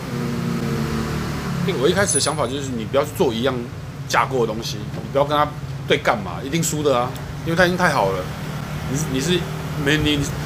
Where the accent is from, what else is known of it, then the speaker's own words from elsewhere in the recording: southern Taiwan, Taiwan; 而且我是南部， 而且我南部我跟他是，呃，常常 平常生活讲台语大于中文的人